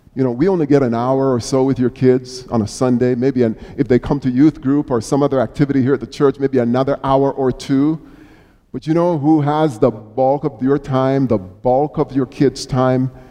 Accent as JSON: {"language": "English", "country": "Jamaica", "tie": "born or raised there", "moved": "yes", "lives_now": "United States", "said": "as a youngster growing up in Jamaica"}